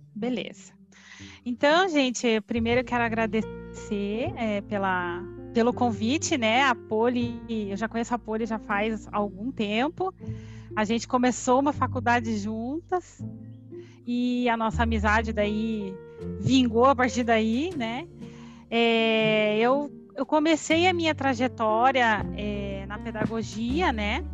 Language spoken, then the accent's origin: Portuguese; Curitiba, Paraná, Brazil; born or raised there; moved away as an adult; now in Londrina, Brazil